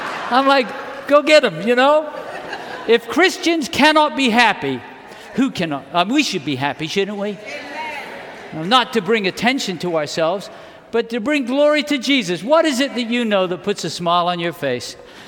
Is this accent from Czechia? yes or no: no; England, United Kingdom; born there; The British, when the British celebrate, I was born in England, the British celebrate like this.